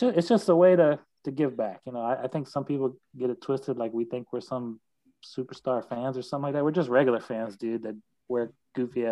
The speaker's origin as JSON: {"language": "English", "town": "South Boston", "region": "Virginia", "country": "United States", "moved": "yes", "lives_now": "Chesapeake, United States", "said": "I'm from South Boston, Virginia"}